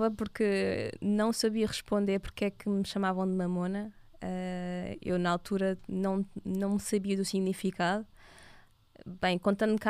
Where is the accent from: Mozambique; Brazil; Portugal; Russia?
Portugal; os meus pais tenham tido a sua filha em Portugal, Exato. foi onde eu nasci